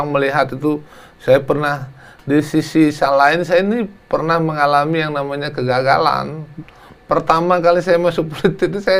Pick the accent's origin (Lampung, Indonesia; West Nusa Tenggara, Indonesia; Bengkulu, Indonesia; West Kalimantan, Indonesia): Lampung, Indonesia; Ramadewa; born there; Yang jelas uh, saya memang lahir di Lampung.